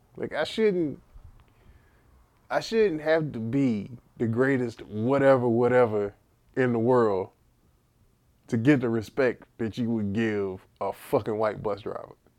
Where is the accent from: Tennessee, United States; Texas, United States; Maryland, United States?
Texas, United States; accent: heavy Texas; I have a heavy Texas, Texas accent